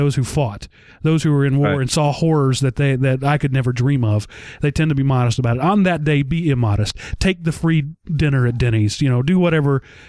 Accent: Texas, United States; As a Texan

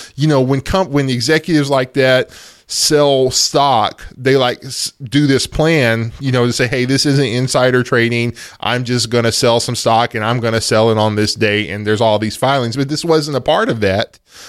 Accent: United States; You know, okay, we're American citizens. So the government has our data. That's just the thing of being an American citizen.

